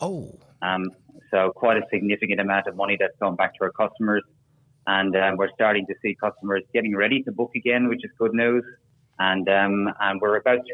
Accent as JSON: {"language": "English", "country": "Ireland", "moved": "yes", "lives_now": "Australia", "said": "I'm an Irishman"}